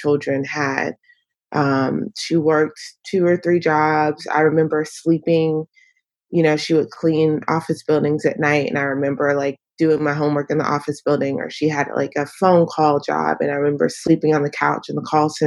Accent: Northeast North Carolina, United States; moved away; I am dialing in from North Carolina. It's where I'm from. It's where I've moved back to recently

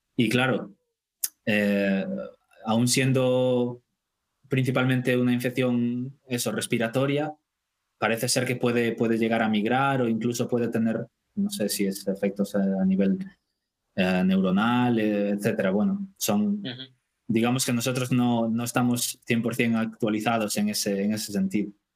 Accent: Vigo, Galicia, Spain; moved away as an adult; also born or lived in Dublin, Ireland; now in Stockholm, Sweden; soy de Vigo

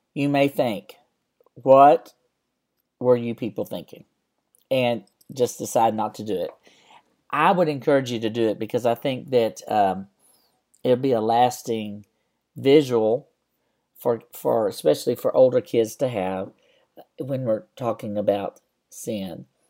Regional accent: West Texas, United States; When I was a kid growing up in West Texas

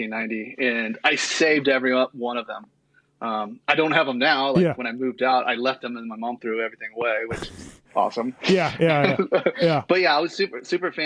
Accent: Perris, California, United States; also born or lived in Homeland, California / Nuevo, California; I grew up at like the Paris, California area

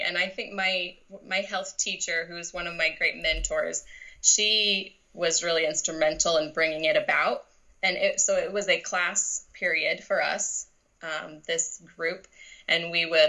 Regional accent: Seattle, Washington, United States; now in Roseburg, United States; I'm from the Seattle area

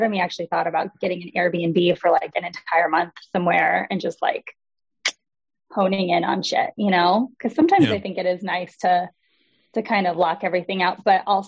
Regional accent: Wisconsin, United States; also born or lived in Chicago; now in Los Angeles, United States; I grew up here in Wisconsin

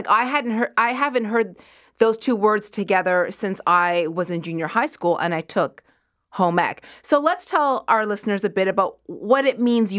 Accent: Nova Scotia, Canada; moved away; I grew up in Nova Scotia

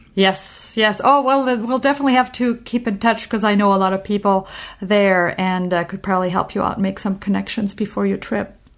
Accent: Normandy, France; I'm from Normandy in France

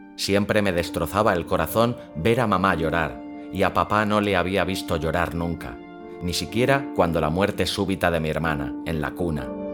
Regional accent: Catalonia, Spain; soy catalán

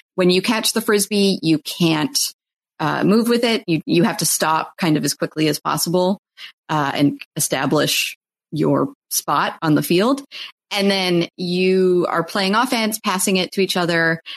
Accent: Canada; I'm Canadian

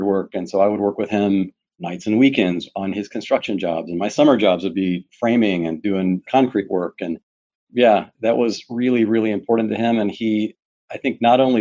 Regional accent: Pike Road, Alabama, United States; born or raised there; now in Houston, United States

